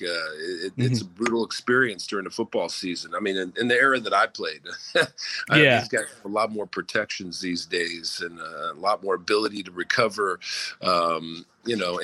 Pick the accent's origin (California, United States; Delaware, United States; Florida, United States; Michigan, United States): California, United States; Southern; grew up in Southern California when we moved there when I was 10